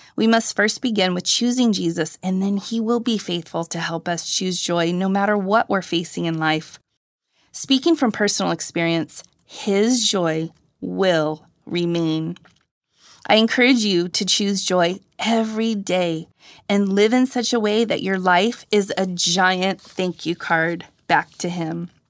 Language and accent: English; Riverside, California, United States; also born or lived in Hampton, Tennessee / Santa Cruz, California; I moved from Hampton, Tennessee to Santa Cruz, California as a toddler